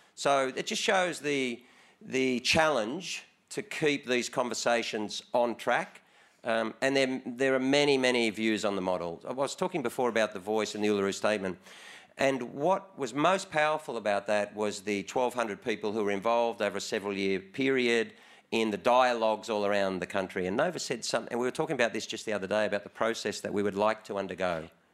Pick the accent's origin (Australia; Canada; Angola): Australia; as an Australian